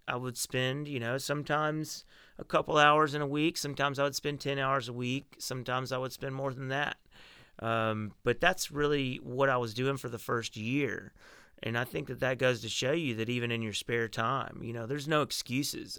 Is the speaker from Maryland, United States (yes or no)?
no; Arkansas, United States; now in Nashville, United States; I was born in Arkansas in a little rural town. Uh, I grew up riding horses and listening to country music